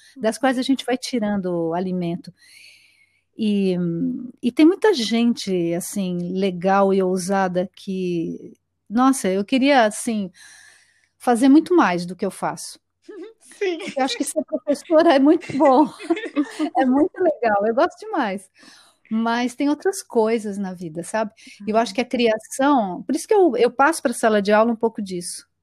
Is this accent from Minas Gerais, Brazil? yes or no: no; São Paulo, Brazil; moved away as an adult; also born or lived in Sweden; now in São José do Rio Preto, Brazil; sou paulistana, é, da capital, né? Paulistana é da capital. E, bom, eu passei toda a minha vida lá